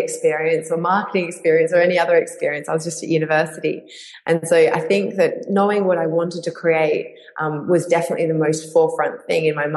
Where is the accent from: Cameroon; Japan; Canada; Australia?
Australia; Perth, Western Australia; I made scarves and sold them to women's boutiques around my hometown in Perth